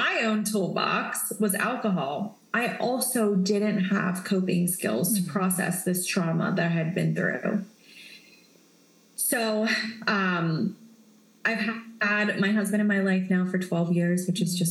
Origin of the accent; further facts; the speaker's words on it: West Virginia, United States; moved away; I grew up in West Virginia, which is in the middle of nowhere. It's smaller than the town that I live in now